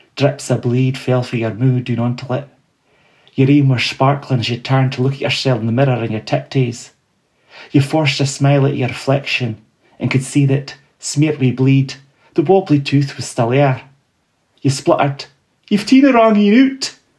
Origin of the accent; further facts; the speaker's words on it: Fraserburgh, Scotland, United Kingdom; also born or lived in Peterhead; growing up in the Broch and Peterhead